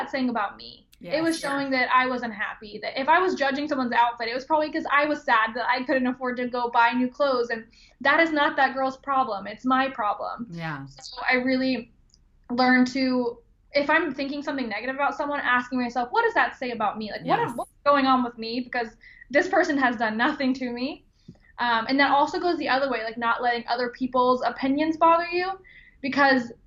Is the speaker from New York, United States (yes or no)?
no; Georgia, United States; moved away as an adult; now in Ohio, United States; where I grew up in Georgia